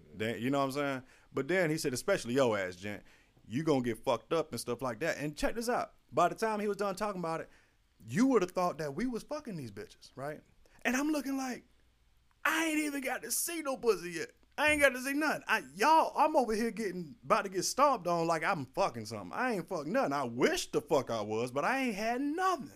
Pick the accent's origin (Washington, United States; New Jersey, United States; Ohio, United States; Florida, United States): Florida, United States; St. Petersburg; I'm from Florida